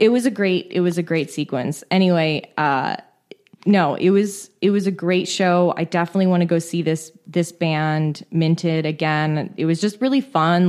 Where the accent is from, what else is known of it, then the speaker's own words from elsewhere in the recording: San Francisco, California, United States; I was from San Francisco